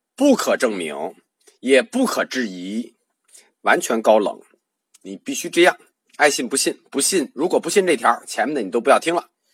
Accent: China

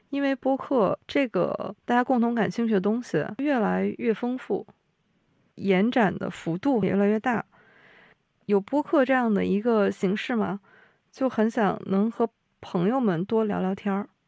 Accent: Liaoning, China; 我是辽宁人，姚老师是半个辽宁人，

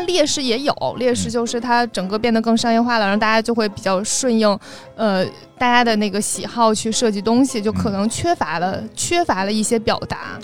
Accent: China; 我们中国人还是要坐月子

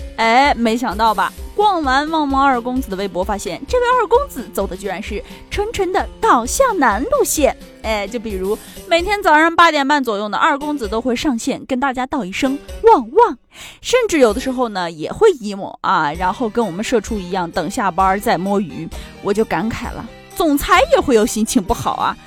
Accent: Inner Mongolia, China; moved away as an adult; also born or lived in Henan; now in Qingdao, China; 我大学呢是在河南上的，但我本身又是个内蒙人，现在又在青岛生活，所以不知不觉就掌握了非常多的方言

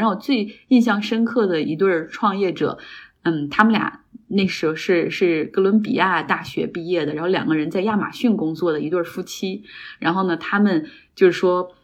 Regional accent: Harbin, Heilongjiang, China; accent: Northeastern (Dongbei); moved away as an adult; also born or lived in Beijing; 我是哈尔滨人，所以我应该普通话还可以，我自认为的，我们东北人自认为自己的普通话都挺好的

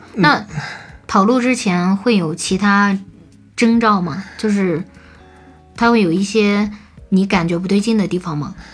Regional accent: China; 那我们中国人干嘛要遵守呢？

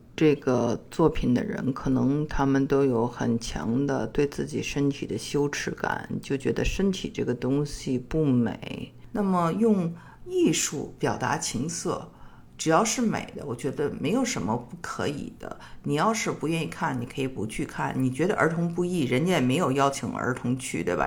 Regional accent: Beijing, China; 我是在北京长大的

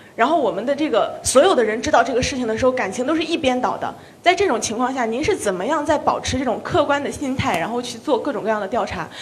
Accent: Linyi, Shandong, China; 我就是临沂人

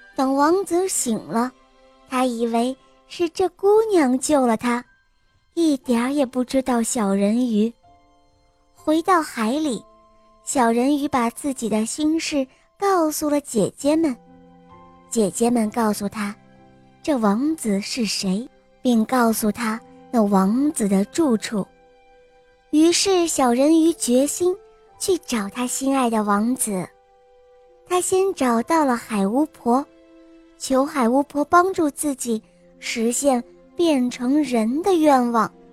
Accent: Wuxi, Jiangsu, China; 我今年六岁了，我来自江苏无锡

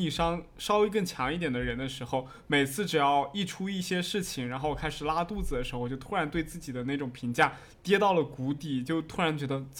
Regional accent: Fujian, China; 它就是讲当时我们就是我们福建这边人去偷渡去日本那边打工的那种经历。

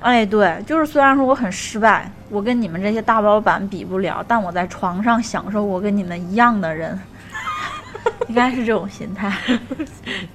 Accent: Tianjin, China; 我是来自天津的

